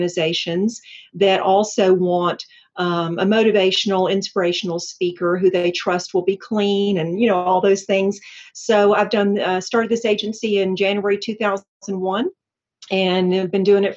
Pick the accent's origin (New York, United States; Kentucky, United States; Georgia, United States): Georgia, United States; Atlanta; also born or lived in Lilburn, Gwinnett County; I'm a native Atlantan, and we are rare, but so I always like to mention that. I'm proud of my town. And so I grew up and went to school in Atlanta